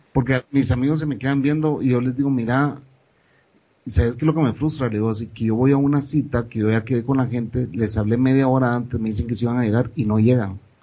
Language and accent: Spanish; Guatemala; moved away as an adult; después de 14 años de nacer en mi país, regresar, empezar de nuevo, a reconectarte con la gente